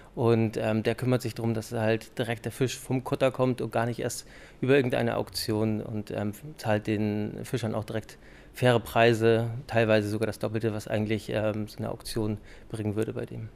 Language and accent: German; Schleswig-Holstein, Germany; now in Hamburg, Germany; Ich bin halt ein Hamburger Junge und bin in Schleswig-Holstein aufgewachsen.